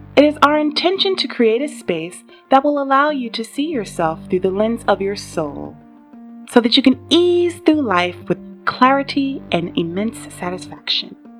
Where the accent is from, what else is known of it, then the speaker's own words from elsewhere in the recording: New York, United States; moved away as an adult; now in Houston, United States; I'm originally from New York, but I decided to move down to Houston, Texas last year in twenty seventeen